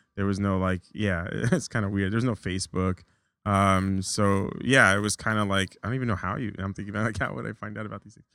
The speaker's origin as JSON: {"language": "English", "area": "Orange County", "region": "California", "country": "United States", "tie": "born or raised there", "also_born_or_lived": "Long Beach, California / Huntington Beach, California", "moved": "as an adult", "lives_now": "New York, United States", "said": "I moved, uh, to Orange County, pretty much spent my whole life there"}